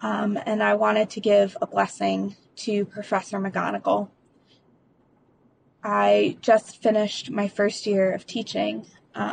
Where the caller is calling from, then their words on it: Hillsborough, North Carolina, United States; I'm calling from Hillsboro, North Carolina.